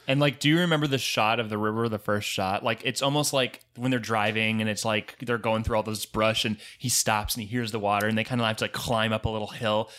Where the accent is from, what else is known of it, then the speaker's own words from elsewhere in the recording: Jupiter, Florida, United States; I'm from Jupiter, Florida